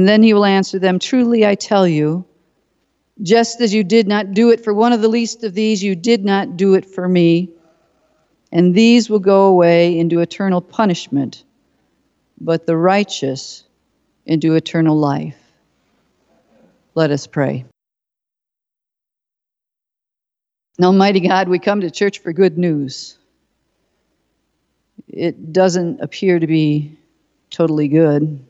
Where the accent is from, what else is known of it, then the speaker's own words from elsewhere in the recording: Detroit, Michigan, United States; I'm from Detroit